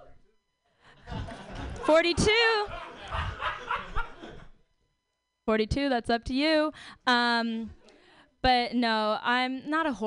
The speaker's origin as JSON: {"language": "English", "town": "San Francisco", "region": "California", "country": "United States", "tie": "born or raised there", "said": "I'm born and raised in San Francisco"}